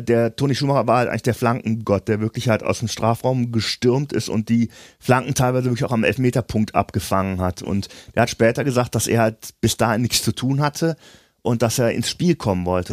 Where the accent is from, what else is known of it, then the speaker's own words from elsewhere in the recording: Germany; wir uns auch sehr leise verhalten als Deutsche